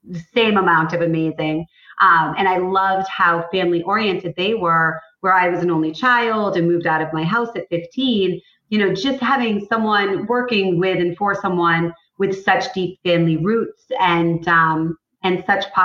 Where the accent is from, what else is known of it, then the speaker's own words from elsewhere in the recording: Cape Cod, Massachusetts, United States; I grew up on Cape Cod